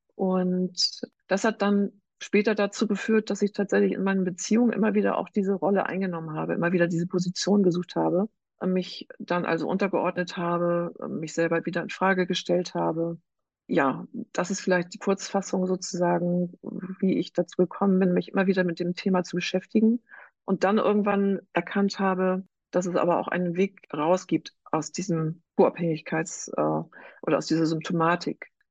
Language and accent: German; Northern Germany, Germany; Ich selber habe drei erwachsene Kinder und komme aus Norddeutschland.